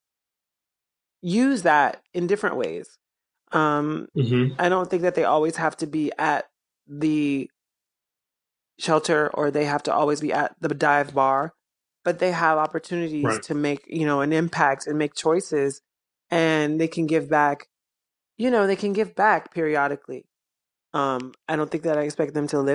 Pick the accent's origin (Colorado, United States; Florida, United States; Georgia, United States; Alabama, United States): Georgia, United States; Columbus; moved away; also born or lived in Chicago, Illinois / New York City; I was raised in Georgia